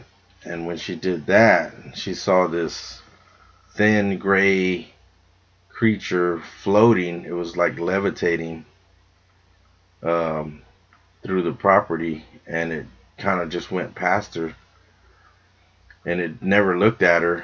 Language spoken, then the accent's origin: English; Texas, United States; we're being from Texas, we're heavily armed